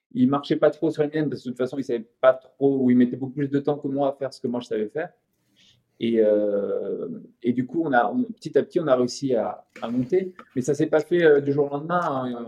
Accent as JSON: {"language": "French", "town": "Montpellier", "region": "Occitania", "country": "France", "tie": "born or raised there", "also_born_or_lived": "Île-de-France", "moved": "yes", "said": "Zouib, c'était un copain d'adolescence de Montpellier, on est de Montpellier tous les deux"}